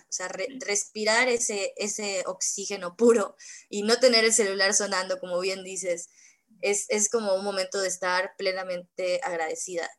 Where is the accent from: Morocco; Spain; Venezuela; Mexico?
Mexico; Mérida, Yucatán; yo soy de Mérida, Yucatán